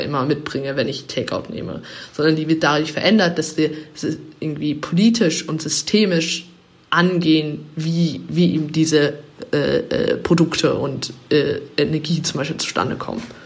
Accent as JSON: {"language": "German", "region": "England", "country": "United Kingdom", "tie": "born or raised there", "moved": "yes", "said": "ich bin, bin in, in England aufgewachsen als Kind"}